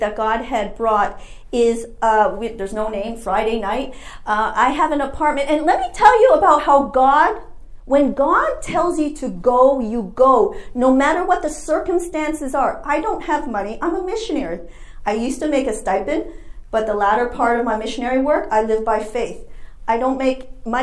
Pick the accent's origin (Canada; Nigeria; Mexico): Canada; moved away as an adult; now in United States; I'm an international student, I'm from Canada